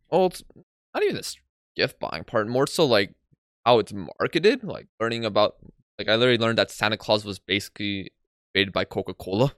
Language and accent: English; Poland; I'm from Poland